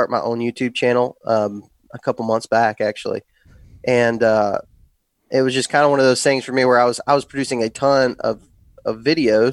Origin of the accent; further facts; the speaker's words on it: West Texas, United States; moved away as an adult; now in Alabama, United States; I grew up in West Texas and grew up hunting that, kind of Texas scene